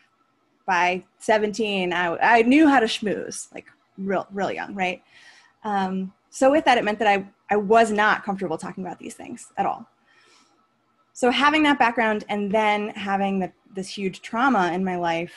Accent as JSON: {"language": "English", "area": "Cape Cod", "region": "Massachusetts", "country": "United States", "tie": "born or raised there", "also_born_or_lived": "Chicago area", "moved": "as an adult", "lives_now": "Chicago, United States", "said": "Cape Cod, if anyone knows where that is. That's where all my hometown people are"}